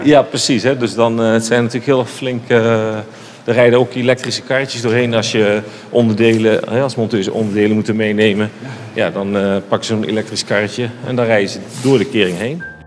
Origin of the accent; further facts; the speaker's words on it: Netherlands; wij als Nederlander